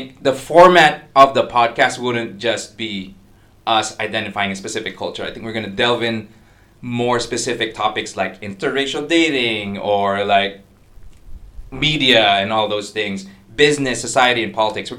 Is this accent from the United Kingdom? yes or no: no; Philippines; accent: American neutral with a lot of frequent Filipino inflections; now in Singapore; I'm from the Philippines